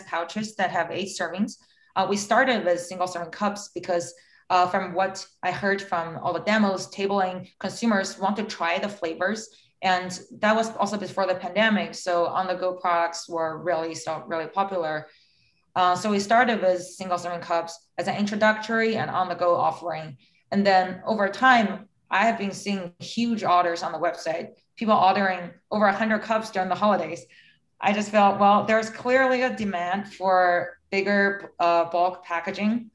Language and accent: English; China; moved away; I was growing up in China